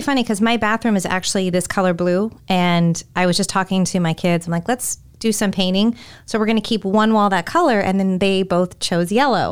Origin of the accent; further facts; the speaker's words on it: California, United States; moved away as an adult; also born or lived in Florida; now in Tampa Bay, United States; growing up in California, Delta was one of the airlines I always flew